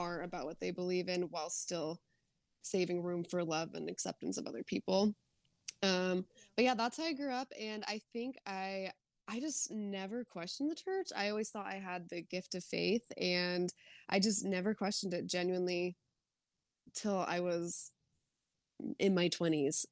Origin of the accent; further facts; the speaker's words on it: Arizona, United States; moved away as an adult; also born or lived in Utah; I grew up in Arizona